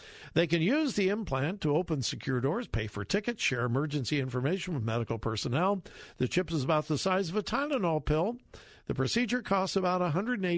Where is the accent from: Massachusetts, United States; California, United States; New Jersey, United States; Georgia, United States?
California, United States; Southern; moved away as an adult; now in Ohio, United States; I grew up in Southern California